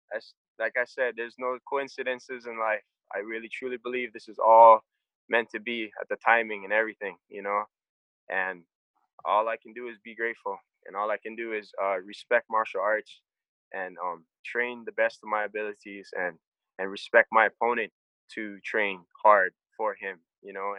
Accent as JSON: {"language": "English", "region": "Hawaii", "country": "United States", "said": "I'm from Hawaii"}